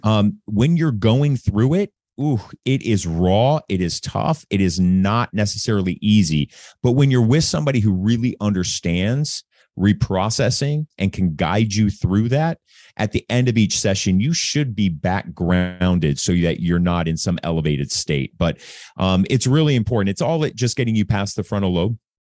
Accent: Anaheim, California, United States; moved away as an adult; also born or lived in Newport Beach / Corona del Mar / New York; I grew up in Anaheim Hills, Newport Beach, Corona del Mar, um, really affluent neighborhoods

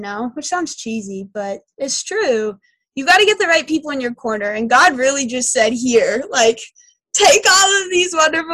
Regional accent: Ottumwa, Iowa, United States; moved away as an adult; I'm from Southeast Iowa. I live right outside a town called Ottumwa, and I went to Pekin High School

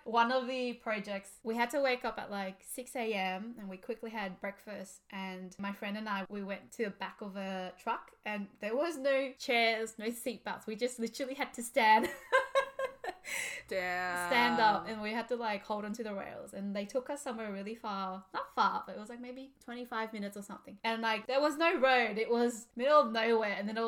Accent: Australia; we're from Australia.

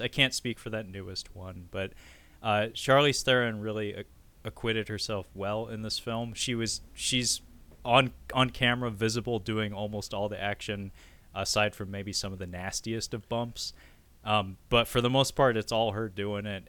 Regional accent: United States; as an American

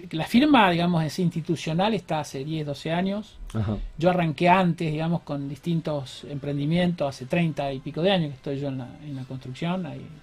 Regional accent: Rosario, Santa Fe, Argentina; me recibí en la UNR.

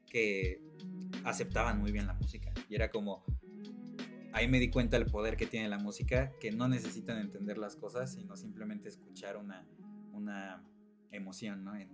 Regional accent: Mexico; justamente mi proyecto que se trate de retomar algo tan mexicano, este, o algo que, me, identifica mucho con, con mi tierra.

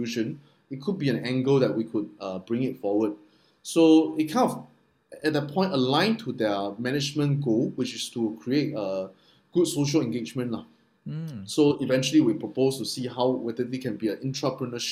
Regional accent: Taiwan; moved away; I'm from Taiwan

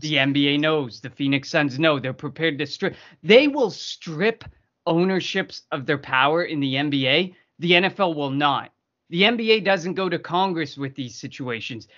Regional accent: Canada; me as a Canadian

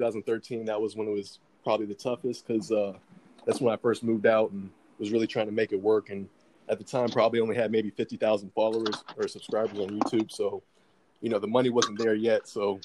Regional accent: Wake Forest, North Carolina, United States; moved away as an adult; also born or lived in Orlando, Florida; I grew up in Wake Forest, North Carolina, which is right outside of Raleigh.

